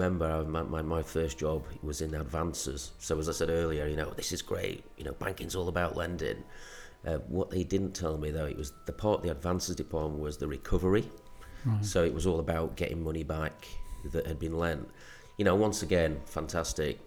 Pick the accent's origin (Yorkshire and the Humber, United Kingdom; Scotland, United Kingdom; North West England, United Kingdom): Yorkshire and the Humber, United Kingdom; Sheffield; moved away as an adult; now in Isle of Man; I was born in Sheffield and, went through my, all my schooling, in Sheffield.